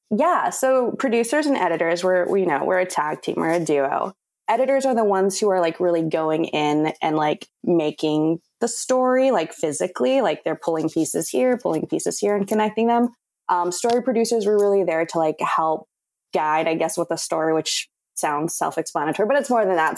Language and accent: English; Whittier, California, United States; now in Los Angeles, United States; I grew up in Whittier, which is maybe like 30 minutes outside of LA.